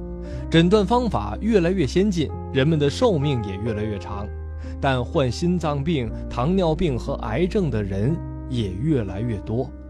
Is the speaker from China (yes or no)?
yes; China; 为了让各位呢更加了解我们中国人自己的健康状况，